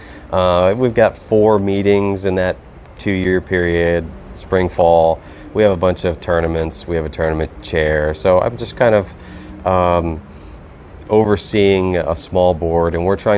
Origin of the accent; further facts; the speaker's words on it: Prince George's County, Maryland, United States; I grew up in Prince George's County